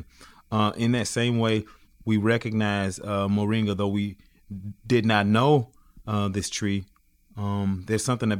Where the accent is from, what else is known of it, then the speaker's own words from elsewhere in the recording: Greenville, United States; moved away; my hometown, Greenville